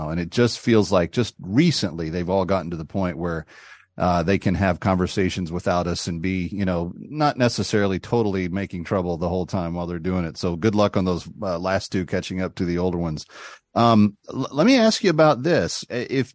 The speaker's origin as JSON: {"language": "English", "region": "Texas", "country": "United States", "said": "I'm from Texas."}